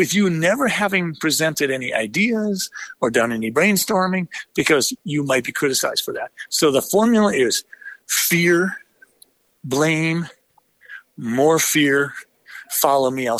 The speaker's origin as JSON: {"language": "English", "country": "United States", "said": "as an American"}